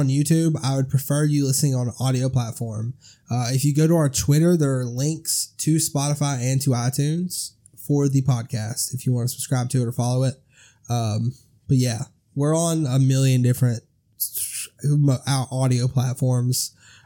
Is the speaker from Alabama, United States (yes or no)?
yes; Alabama, United States; We're from Alabama